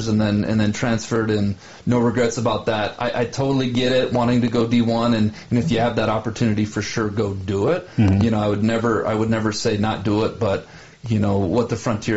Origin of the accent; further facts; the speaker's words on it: Helena, Montana, United States; Carroll, just because it's my hometown